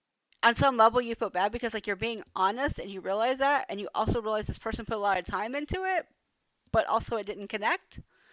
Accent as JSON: {"language": "English", "town": "Atlanta", "region": "Georgia", "country": "United States", "tie": "born or raised there", "moved": "as an adult", "lives_now": "Germany", "said": "I've seen that all my life growing up in Atlanta."}